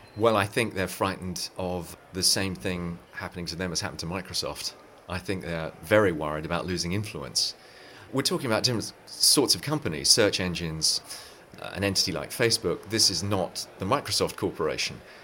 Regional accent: England, United Kingdom; moved away as an adult; now in Silicon Valley, United States; I'm from England originally, but have lived in Silicon Valley for 15 years

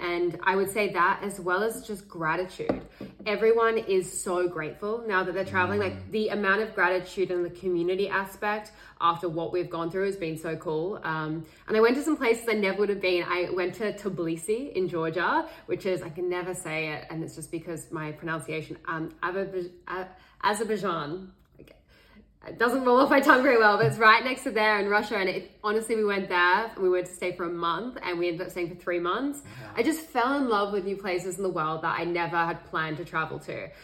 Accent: Sydney, New South Wales, Australia; I grew up in Sydney, Australia

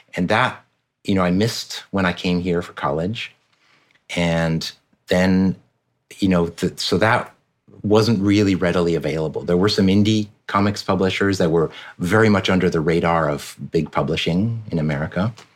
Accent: France; moved away; So my dad's American, my mom's French. I grew up in France pretty much my entire childhood

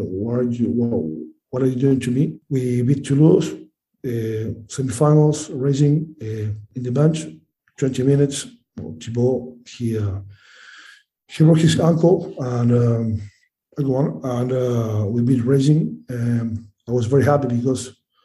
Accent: Uruguay; English is a second language; also born or lived in France; now in Castres, France; I know where I come from. I'm from Uruguay. I'm very proud

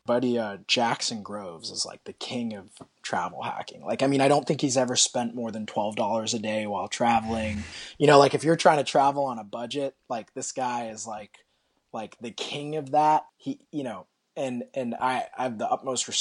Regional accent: Australia; moved away; When I grew up in Australia, it was home.

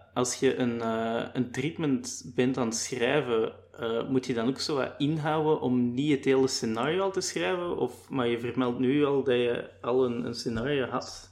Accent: Limburg, Flanders, Belgium; Ik ben zelf eerder afkomstig van Limburg

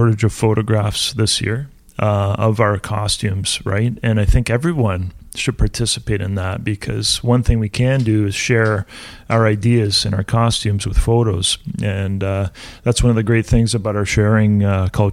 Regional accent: Canada; We're a bilingual country.

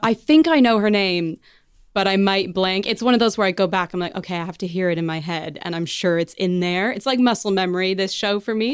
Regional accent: Canada; moved away as an adult; now in England; I'm Canadian

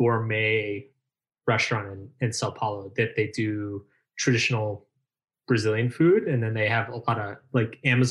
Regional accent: United States; I'm American

